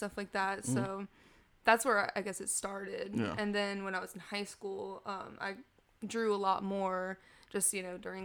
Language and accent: English; Chapel Hill, North Carolina, United States; also born or lived in Raleigh / Greensboro; technically born in Raleigh, but I lived my whole life in Chapel Hill